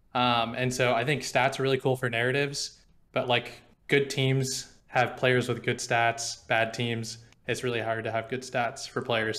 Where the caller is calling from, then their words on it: Portland, Oregon, United States; I'm calling from Portland, Oregon